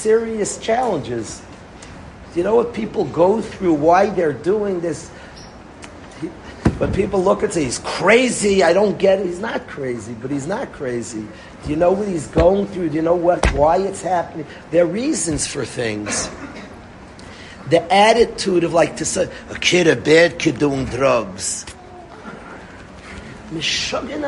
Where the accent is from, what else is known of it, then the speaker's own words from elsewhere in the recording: New York City, New York, United States; I grew up in Far Rockaway